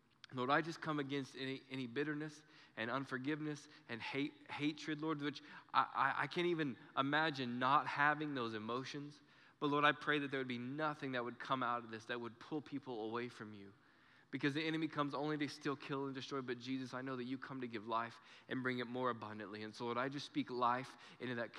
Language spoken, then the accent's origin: English; Clovis, New Mexico, United States; We're from Clovis